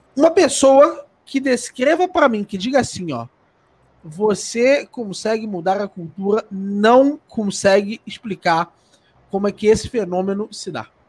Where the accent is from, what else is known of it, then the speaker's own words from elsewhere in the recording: Rio de Janeiro, Brazil; eu, por exemplo, nasci no Rio de Janeiro. E eu sou uma criança no Rio de Janeiro